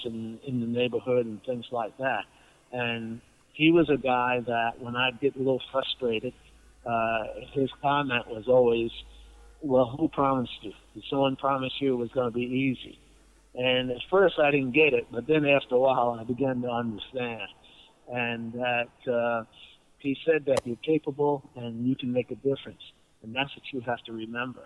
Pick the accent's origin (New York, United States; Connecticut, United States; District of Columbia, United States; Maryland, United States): New York, United States; New York City; now in Seattle, United States; growing up in Brooklyn at that time